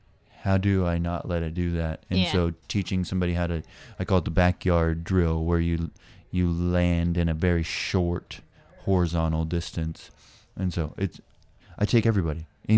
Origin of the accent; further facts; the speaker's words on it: Hawaii, United States; And I came from Hawaii. We deal with the wind a lot.